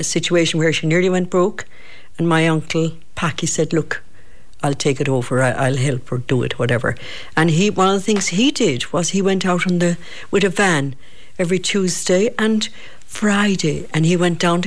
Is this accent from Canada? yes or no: no; Kenmare, Munster, Ireland; also born or lived in London; from Kenmare